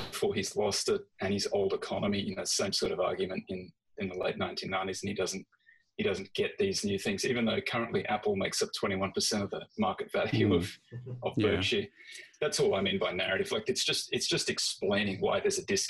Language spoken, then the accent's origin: English; Australia; moved away; I'm very familiar with Australia, of course, because that's where I grew up and that's where I started.